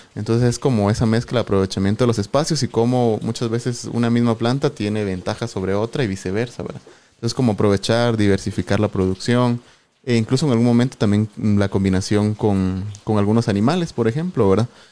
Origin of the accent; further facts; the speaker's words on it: Sololá, Guatemala; Soy originario de Solola, eh, Solola, Solola, ¿verdad? uno de los departamentos aquí vecinos